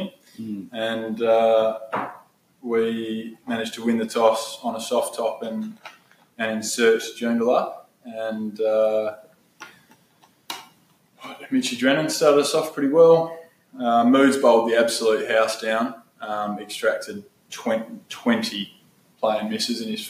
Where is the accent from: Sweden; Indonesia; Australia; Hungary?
Australia; Albany, Western Australia; my hometown Albany